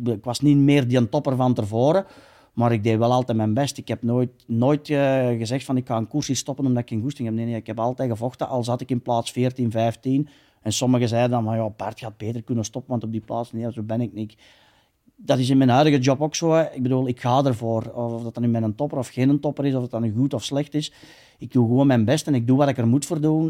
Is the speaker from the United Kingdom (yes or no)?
no; Belgium